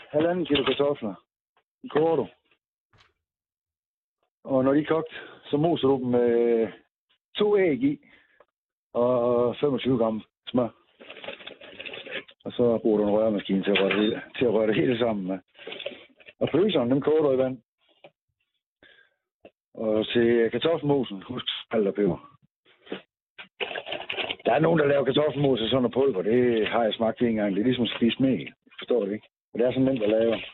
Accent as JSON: {"language": "Danish", "town": "Aarhus", "region": "Central Denmark Region", "country": "Denmark", "said": "Okay, men jeg er da ikke østblokker, jeg kommer fra Aarhus."}